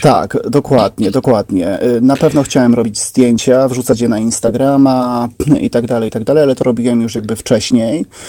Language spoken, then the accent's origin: Polish; Szerzyny, Subcarpathian Voivodeship, Poland; moved away as an adult; also born or lived in Trzcinica / Kraków; ja pochodzę z Podkarpacia